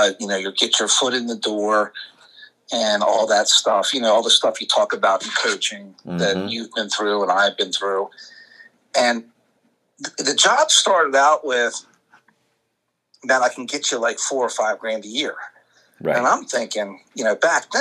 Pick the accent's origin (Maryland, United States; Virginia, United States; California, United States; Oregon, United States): Maryland, United States; Emmitsburg; I was still growing up around Mount St. Mary's